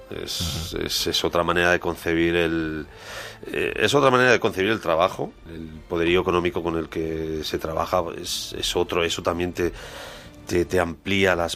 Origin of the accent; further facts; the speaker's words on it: Spain; es muy complicado porque al fin y al cabo somos, somos españoles.